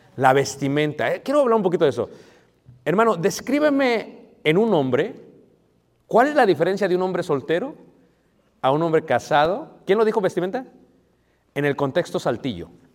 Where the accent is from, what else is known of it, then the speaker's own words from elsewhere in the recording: United States; yo soy de Estados Unidos